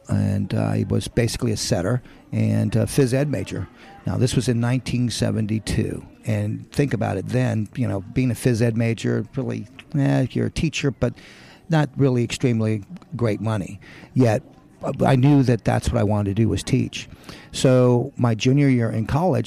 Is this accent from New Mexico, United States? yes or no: yes; New Mexico, United States; I was born in New Mexico, and my father was a barber. I grew up in the barbershop and hated it